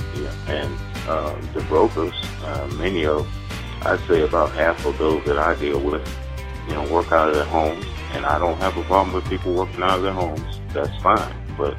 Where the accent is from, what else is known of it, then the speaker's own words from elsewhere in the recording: Tuscaloosa, Alabama, United States; I'm from Tuscaloosa, Alabama.